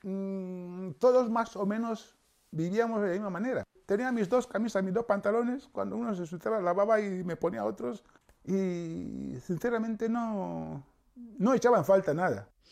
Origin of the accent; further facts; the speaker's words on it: Equatorial Guinea; now in Spain; Yo soy nacido en Guinea Ecuatorial, pero de padres cameruneses